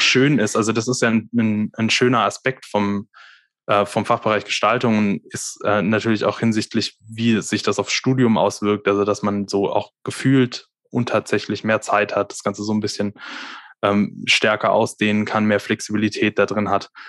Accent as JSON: {"language": "German", "area": "near Reutlingen, Swabia", "region": "Baden-Württemberg", "country": "Germany", "also_born_or_lived": "Darmstadt", "moved": "as an adult", "said": "Also ich komme aus der Nähe von Reutlingen. Ähm, das ist so, ja, 20, 20 Kilometer südlich von Stuttgart, also aus Stuttgart. dem Schwabeländle"}